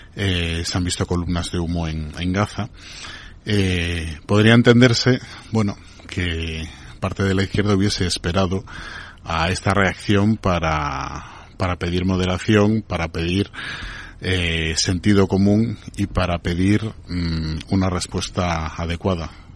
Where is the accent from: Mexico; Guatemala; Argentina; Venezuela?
Venezuela; yo como venezolano